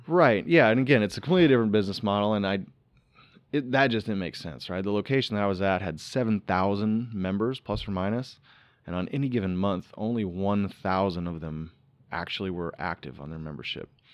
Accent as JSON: {"language": "English", "region": "Iowa", "country": "United States", "tie": "born or raised there", "also_born_or_lived": "Florida", "moved": "yes", "said": "Growing up in Iowa"}